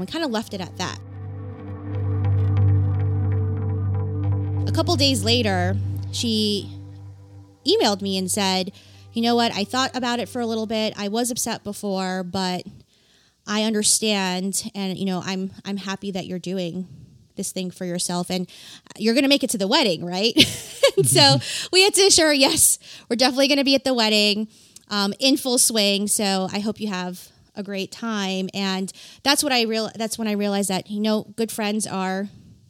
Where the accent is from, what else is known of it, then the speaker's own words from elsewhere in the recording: New York City, New York, United States; moved away; I grew up in New York City. Most of my friends are still in New York City